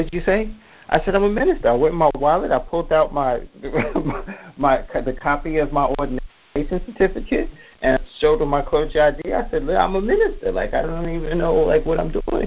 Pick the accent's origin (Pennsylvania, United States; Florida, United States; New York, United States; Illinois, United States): New York, United States; New York City; I'm from New York. I'm from Queens